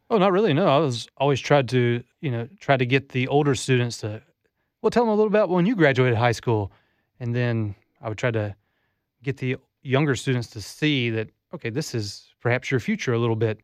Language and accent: English; Southeast Alabama, United States; moved away as an adult; also born or lived in Japan; now in Florida, United States; I grew up in Southeast Alabama